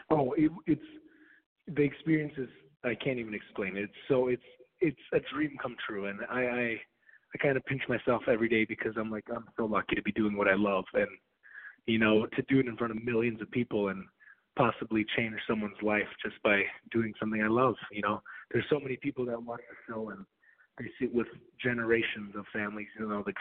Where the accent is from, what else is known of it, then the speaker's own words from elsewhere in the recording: Minnesota, United States; I grew up in Minnesota, and my parents they moved from Belarus, which at the time was the part of the Soviet Union